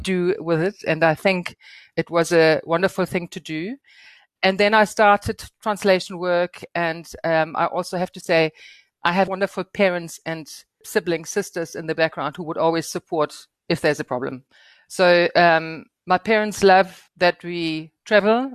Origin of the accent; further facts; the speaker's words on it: Northern Germany, Germany; moved away as an adult; now in South Africa; finishing my legal education in Germany, where I was born and raised. And my first thirty years took place in Germany, in the very northern part